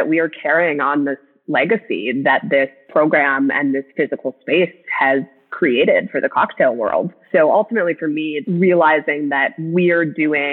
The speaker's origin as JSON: {"language": "English", "region": "Minnesota", "country": "United States", "tie": "born or raised there", "said": "I grew up in Minnesota. I grew up in the Midwest"}